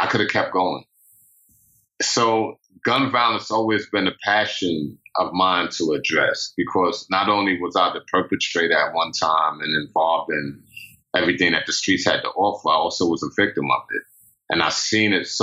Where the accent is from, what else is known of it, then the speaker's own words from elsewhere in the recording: New York City, New York, United States; I grew up in Pink Houses projects and in Brownsville